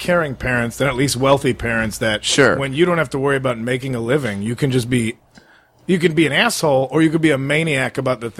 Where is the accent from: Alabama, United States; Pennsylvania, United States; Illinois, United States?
Illinois, United States; Addison; had a condo in my hometown